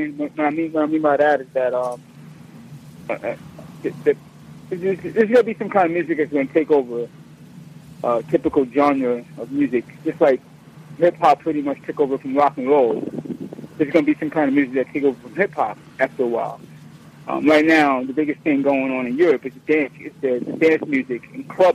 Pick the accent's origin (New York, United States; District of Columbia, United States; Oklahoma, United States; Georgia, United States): New York, United States; Born and raised in New York